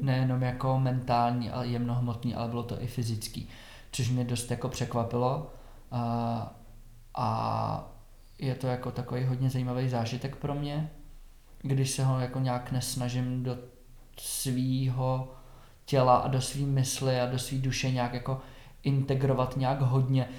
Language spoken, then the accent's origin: Czech; Sušice, Plzeň Region, Czechia; moved away as an adult; also born or lived in Prague; vyrůstal jsem v Sušici uh, až do 19.